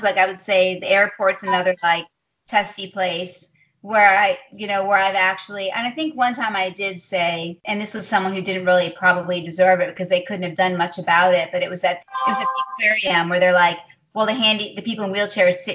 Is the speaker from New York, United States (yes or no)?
no; Chicago, Illinois, United States; Chicago, my hometown. I love Chicago